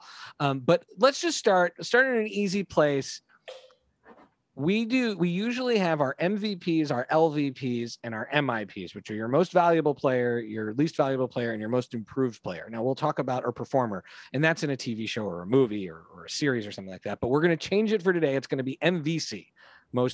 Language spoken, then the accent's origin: English; Canada; We grew up in Canada.